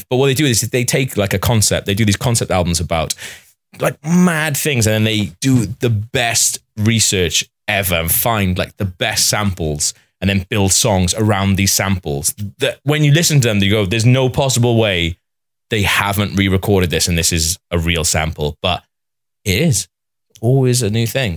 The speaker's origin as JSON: {"language": "English", "region": "Wales", "country": "United Kingdom", "said": "as a Welsh person"}